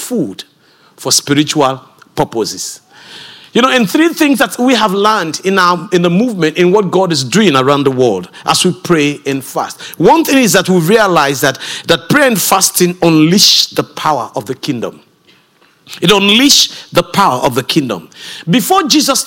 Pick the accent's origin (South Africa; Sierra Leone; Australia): Sierra Leone; I come from Sierra Leone, West Africa